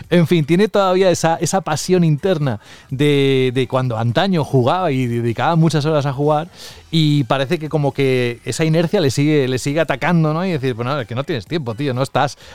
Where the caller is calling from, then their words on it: Valladolid, Castile and León, Spain; Hola, muy buenas a todos. Eh … de Valladolid